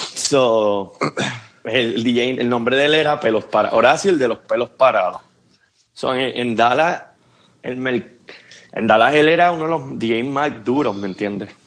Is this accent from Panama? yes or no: no; Puerto Rico; moved away as an adult; now in Atlanta, United States; nacido y criado en Puerto Rico